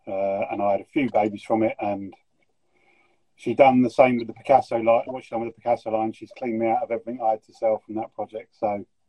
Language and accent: English; Yorkshire and the Humber, United Kingdom; accent: Yorkshire; that's not my Yorkshire accent, mate.